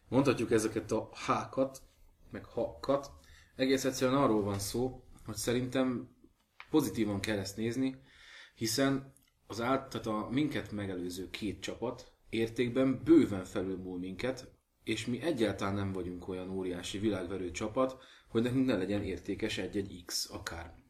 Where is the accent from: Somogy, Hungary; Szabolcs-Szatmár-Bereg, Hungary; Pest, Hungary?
Somogy, Hungary; moved away; én vidéki vagyok, mint egy gémes kút, és éppen annak a csapatnak szurkoltam mindig, akik az én hometownom melletti kis falvakba játszottak, úgyhogy, úgyhogy hajrá Somogy